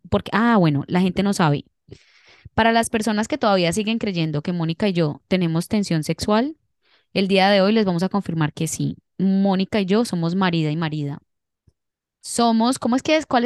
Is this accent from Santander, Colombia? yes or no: no; Cali, Valle del Cauca, Colombia; sí soy, sí soy.